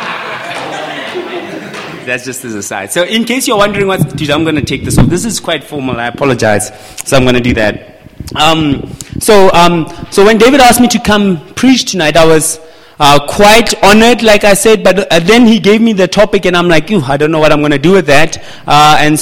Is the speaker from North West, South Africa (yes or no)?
yes; Mahikeng, North West, South Africa; now in Pretoria, South Africa; I come from Pretoria currently, but originally from Mafikeng, but my wife and I live in Pretoria